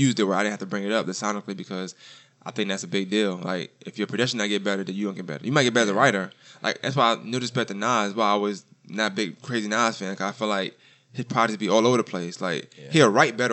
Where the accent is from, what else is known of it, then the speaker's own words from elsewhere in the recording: New York, United States; we're from New York